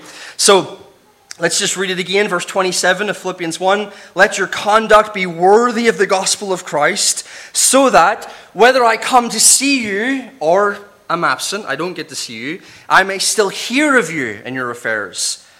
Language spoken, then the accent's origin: English; Northern Ireland, United Kingdom; accent: Northern Irish; moved away; I've been out of Northern Ireland for 14 years, but my accent is disappearing, it's diluting. Sorry to the Northern Irish people. But it's still there. It's there enough that he's like, I can hear the Northern Irish.